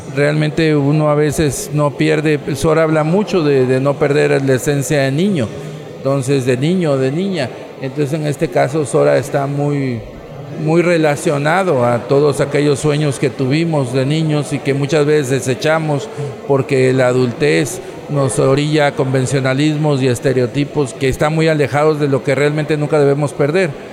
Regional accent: Tabasco, Mexico; Nosotros somos del sur de México, de un estado que se llama Tabasco

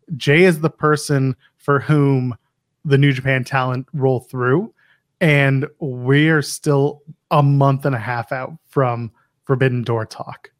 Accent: Canada; As a Canadian

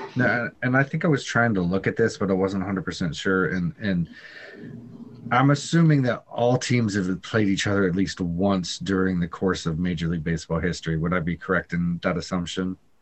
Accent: Colorado, United States; I was born in Colorado

